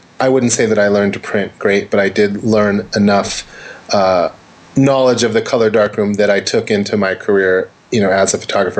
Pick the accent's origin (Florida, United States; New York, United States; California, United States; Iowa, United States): California, United States; Santa Monica; But, you know, being born in California or Southern California, I was born in Santa Monica, and grew up here